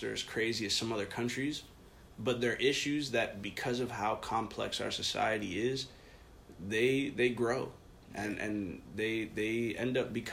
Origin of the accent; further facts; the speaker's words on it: Dominican Republic; the Dominican Republic, which I'm from